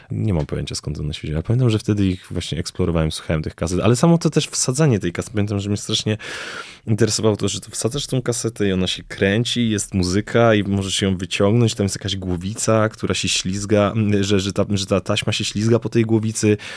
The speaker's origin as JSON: {"language": "Polish", "country": "Belgium", "tie": "born or raised there", "also_born_or_lived": "Greece", "lives_now": "Poland", "said": "Najpierw uczyłem się w Grecji, w Atenach, potem dorastałem w Belgii. I jakoś mm, tam było dużo przeprowadzek, bo potem jak przeprowadziliśmy się do Polski, to też mieszkaliśmy w różnych, w różnych miejscach."}